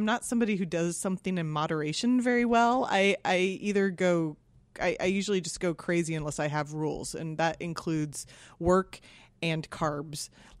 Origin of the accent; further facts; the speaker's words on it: Kansas, United States; moved away as an adult; also born or lived in East Coast; now in San Francisco, United States; I am from Kansas.